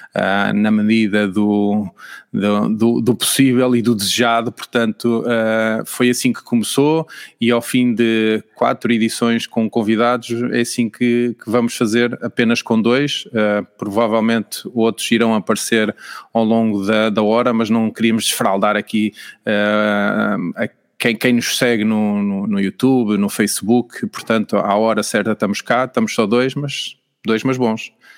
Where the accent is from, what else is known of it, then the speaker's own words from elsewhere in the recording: Portugal; irrita-me como português